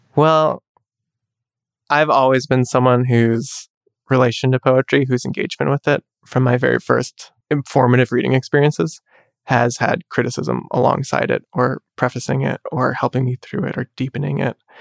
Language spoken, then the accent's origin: English; United States; I'm Chinese American